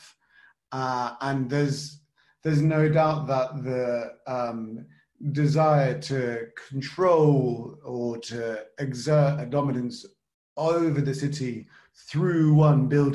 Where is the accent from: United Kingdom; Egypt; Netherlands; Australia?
United Kingdom; because of my British upbringing